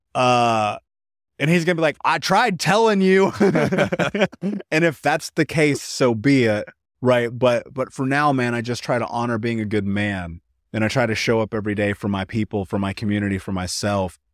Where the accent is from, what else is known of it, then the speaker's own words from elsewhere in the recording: United States; I grew up in America, the greatest country in the world